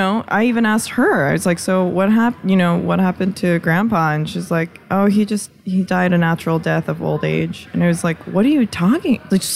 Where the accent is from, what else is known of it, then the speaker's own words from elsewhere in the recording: United States; maybe it's just because we're so American